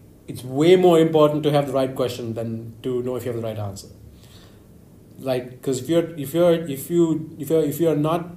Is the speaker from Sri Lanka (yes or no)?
yes; Sri Lanka; I'm from Sri Lanka